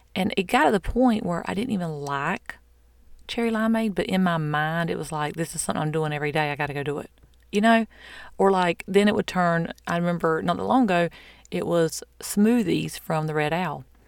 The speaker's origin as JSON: {"language": "English", "region": "the South", "country": "United States", "said": "I'm from the South"}